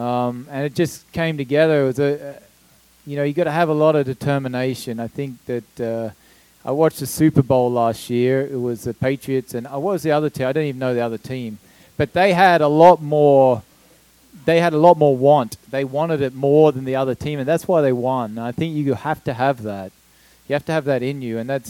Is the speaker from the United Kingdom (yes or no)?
no; Australia; moved away; the first Australian to win the Indy 500